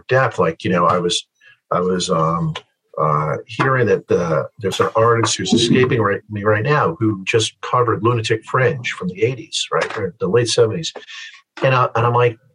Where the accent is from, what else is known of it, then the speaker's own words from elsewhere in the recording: Connecticut, United States; I grew up here in Connecticut. I grew up right where I live